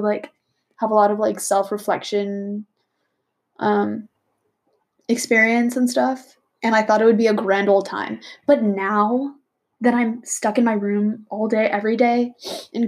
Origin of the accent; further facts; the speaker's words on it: Bay Area, California, United States; Bay Area, California